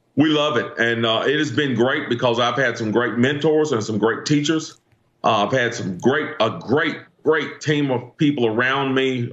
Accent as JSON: {"language": "English", "town": "Greensboro", "region": "North Carolina", "country": "United States", "tie": "born or raised there", "said": "my hometown uh, city council, Greensboro, North Carolina"}